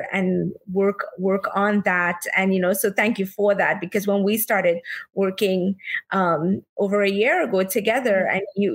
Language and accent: English; Trinidad & Tobago; moved away as an adult; now in New York, United States; I am originally from Trinidad and Tobago. I was born and brought up there. And I've been living in New York now for the past 16 plus years.